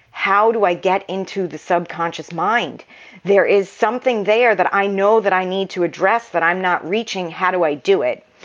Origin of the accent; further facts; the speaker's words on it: New York, United States; also born or lived in Massachusetts; At the time, I'm originally from New York. My family had moved to Massachusetts, and I moved back to New York at 22.